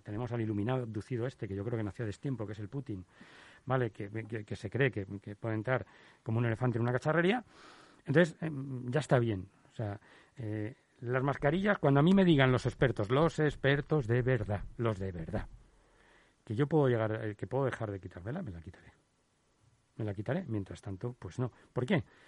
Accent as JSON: {"language": "Spanish", "town": "Madrid", "region": "Community of Madrid", "country": "Spain", "said": "como ciudadano madrileño, como español"}